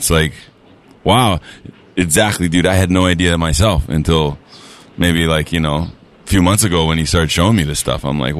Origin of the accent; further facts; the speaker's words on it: Hawaii, United States; a local boy, you know, born and raised in Hawaii